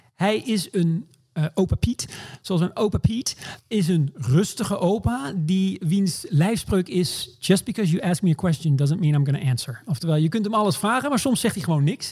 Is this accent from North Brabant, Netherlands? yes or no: no; Maastricht, Limburg, Netherlands; also born or lived in Groningen; now in New York, United States; Ik ben geboren in Groningen, maar opgegroeid in, in Limburg, in Maastricht